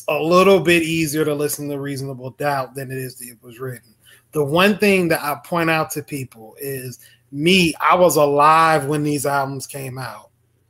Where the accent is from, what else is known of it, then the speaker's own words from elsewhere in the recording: the South, United States; I've been to New York one time. I'm a Southerner.